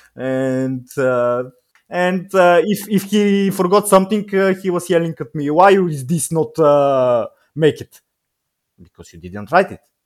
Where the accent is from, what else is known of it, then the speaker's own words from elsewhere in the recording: Bulgaria; English is a second language; also born or lived in England; I'm twenty-nine se-, years old, I'm from Bulgaria.